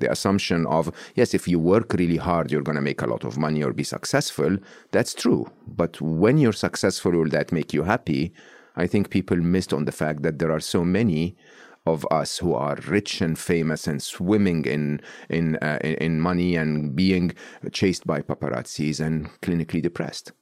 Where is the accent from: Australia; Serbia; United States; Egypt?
Egypt; I was born and raised in Egypt, uh, public school, public university in Egypt.